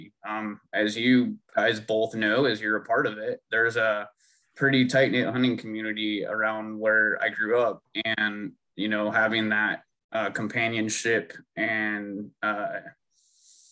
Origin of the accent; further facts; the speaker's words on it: Philomath, Oregon, United States; also born or lived in Alaska; I grew up in Philomath. Actually, the first 8 years of my life, I was in Alaska.